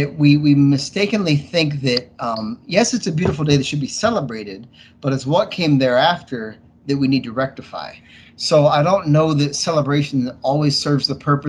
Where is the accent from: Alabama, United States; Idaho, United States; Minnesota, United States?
Idaho, United States; Boise; I grew up in Boise, Idaho.